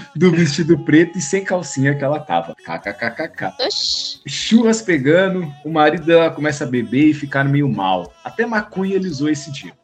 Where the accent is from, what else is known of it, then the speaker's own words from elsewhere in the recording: São Paulo, Brazil; que sou paulista